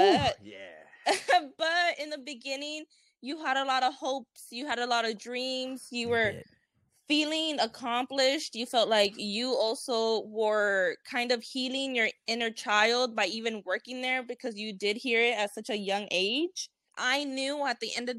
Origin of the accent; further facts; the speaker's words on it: California, United States; moved away; also born or lived in Arizona; I was born and raised in California